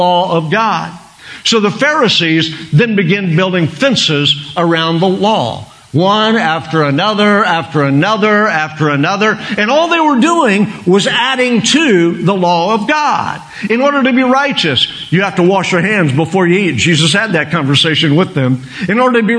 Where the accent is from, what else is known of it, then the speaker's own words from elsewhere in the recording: Oklahoma, United States; I'm a redneck from Oklahoma